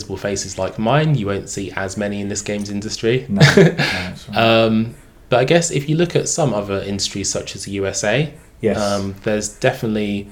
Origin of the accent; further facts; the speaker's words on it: Bromley, London, United Kingdom; I was born in lovely Bromley